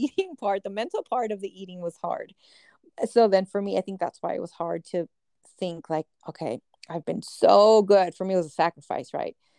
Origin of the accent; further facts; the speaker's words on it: San Diego, California, United States; we're from San Diego